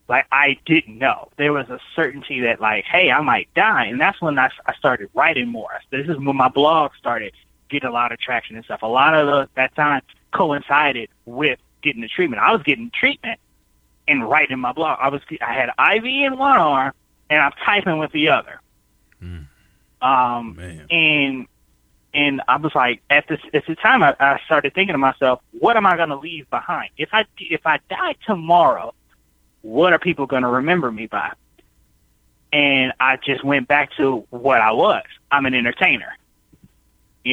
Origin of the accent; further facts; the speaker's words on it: United States; I grew up here in America